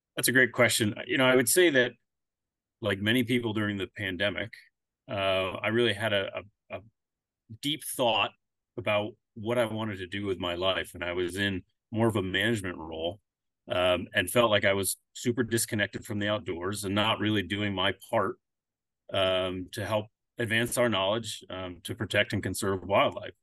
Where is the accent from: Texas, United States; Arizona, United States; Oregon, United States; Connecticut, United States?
Connecticut, United States; moved away as an adult; also born or lived in Alaska; now in Pennsylvania, United States; I'm originally from Connecticut. I moved to Pennsylvania about, uh, ten years ago.